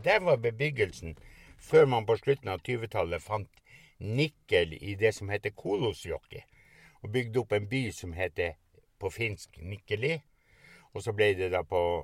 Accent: Pasvik, Finnmark, Norway; Hjemplassen min er en mil lengre nord. Det var den øverste gården som ble brent. Og den hadde far min kjøpt i 42

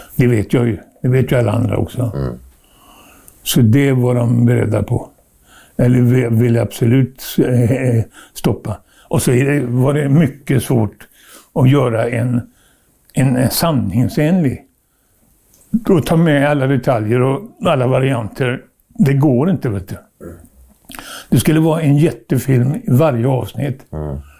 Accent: Trollhättan, Västra Götaland, Sweden; jag föddes i Trollhättan

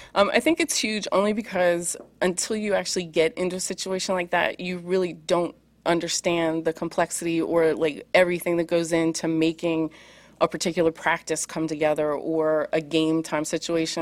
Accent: Pennsylvania, United States; I grew up in Pennsylvania

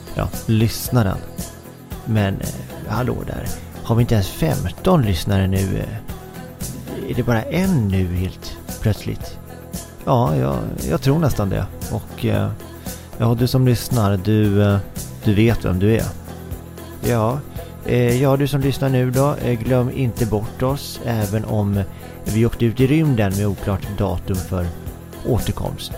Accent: Sweden; Som svensk

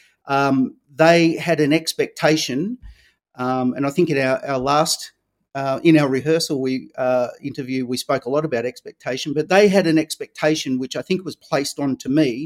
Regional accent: Victoria, Australia; I grew up here in Australia, in Victoria, the same as you, Nick

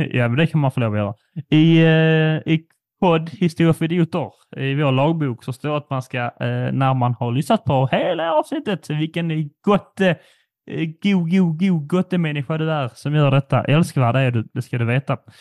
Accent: Sweden; som svensk

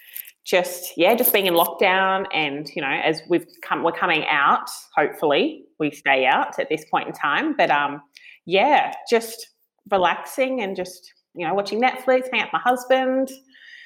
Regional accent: Tweed Heads, New South Wales, Australia; I grew up in Tweed Heads, so the border of Queensland and New South Wales

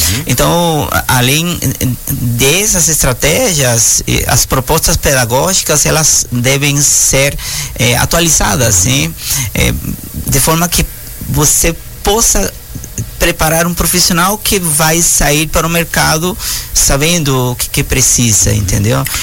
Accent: São Luís, Maranhão, Brazil; É, eu sou de São Luís do Maranhão.

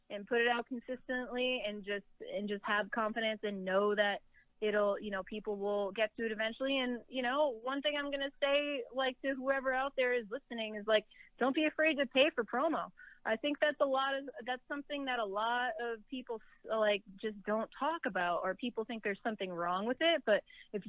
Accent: New England, United States; moved away; I'm from New England originally

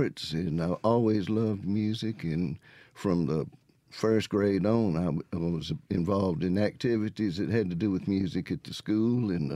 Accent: Florence, Mississippi, United States; also born or lived in Jackson, Mississippi / Atlanta; I was born in Jackson and lived in the city for just my first 4 years, and then moved to the country just south of Florence

